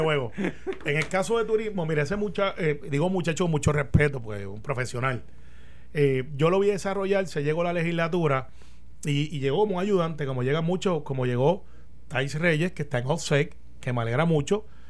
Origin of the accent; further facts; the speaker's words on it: Puerto Rico; somos los puertorriqueños